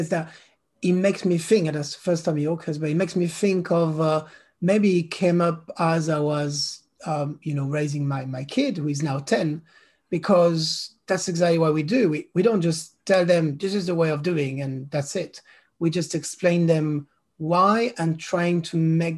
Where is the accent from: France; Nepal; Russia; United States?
France; first language French; English is a second language; moved away as an adult; now in London, United Kingdom; I'm a Londoner for the past 17 years, and I'm French, but based in London